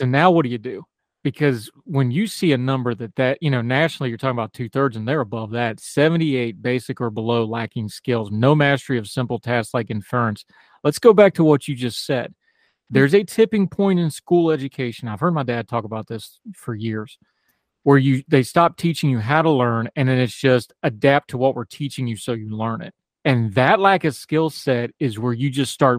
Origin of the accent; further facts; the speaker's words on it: West Virginia, United States; my home state